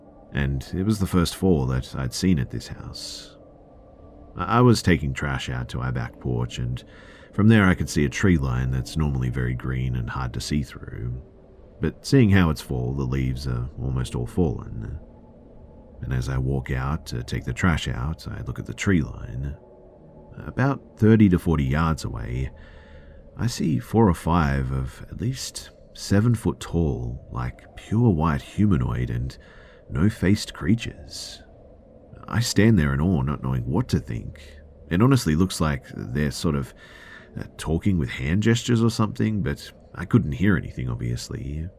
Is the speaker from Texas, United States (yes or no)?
no; New York City, New York, United States; also born or lived in North Carolina; I was born in New York City and then spent half of my childhood in NC.